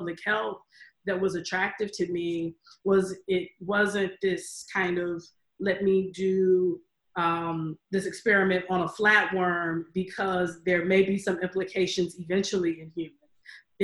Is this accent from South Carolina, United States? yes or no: yes; Aiken, South Carolina, United States; I grew up in Aiken, South Carolina